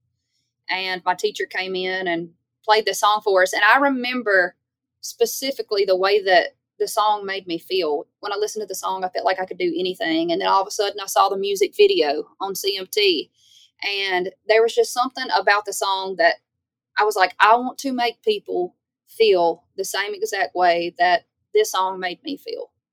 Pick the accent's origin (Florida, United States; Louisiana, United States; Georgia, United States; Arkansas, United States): Louisiana, United States; Baskin; moved away as an adult; now in Nashville, United States; I'm from Louisiana